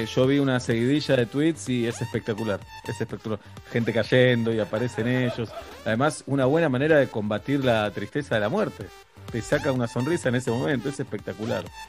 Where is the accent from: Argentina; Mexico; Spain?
Argentina